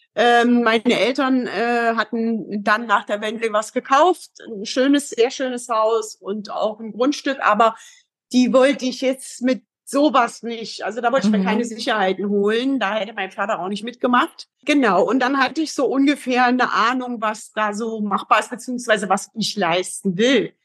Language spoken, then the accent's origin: German; East Germany, Germany; moved away as an adult; also born or lived in Heidelberg; now in Frankfurt, Germany; erstmal komme ich aus dem Osten, bin ein Kind des Ostens. Mhm. Habe 27 Jahre bis zum Mauerfall dort gewohnt